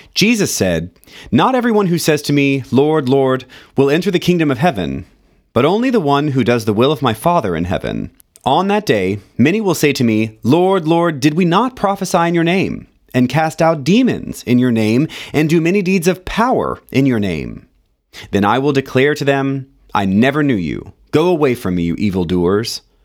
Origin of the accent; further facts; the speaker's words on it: Central Florida, United States; In Central Florida, where I grew up